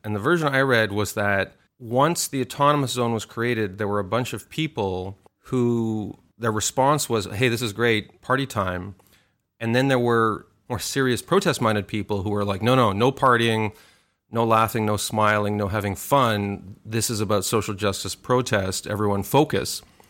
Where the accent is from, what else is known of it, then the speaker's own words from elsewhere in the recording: Montreal, Quebec, Canada; moved away; I'm originally from Montreal